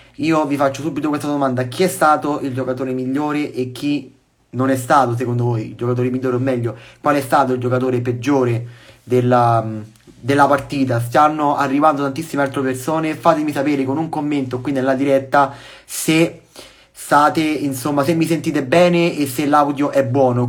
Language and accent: Italian; Rome, Lazio, Italy; anche io sono di Roma